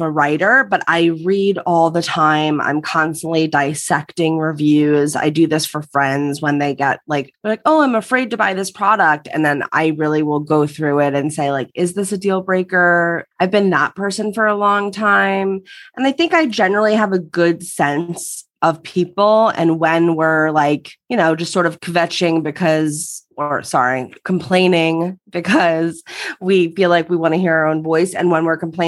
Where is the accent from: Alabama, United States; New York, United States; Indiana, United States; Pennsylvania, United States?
Pennsylvania, United States; right outside Philadelphia; moved away as an adult; now in Los Angeles, United States; I grew up on the East Coast, right outside Philadelphia